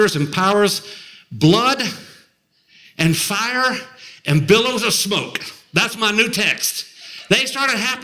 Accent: Murfreesboro, Tennessee, United States; They actually met in Murfreesboro, which is a real honor for us, my hometown, where I live now.

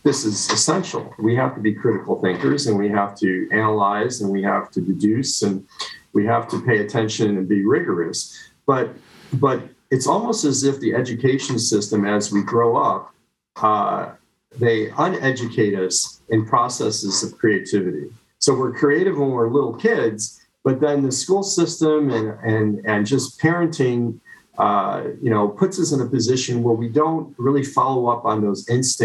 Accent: United States; moved away as an adult; also born or lived in New Jersey / Chicago, Illinois / Canada; My roots are actually in New Jersey and Chicago. So that's where I grew up and my family lives

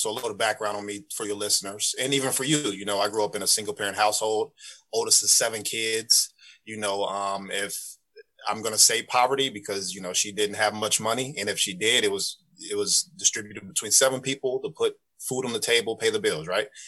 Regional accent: Urbana, Illinois, United States; moved away as an adult; also born or lived in Danville, Illinois; now in Atlanta, United States; grown up in Urbana. I went to Leo for elementary school

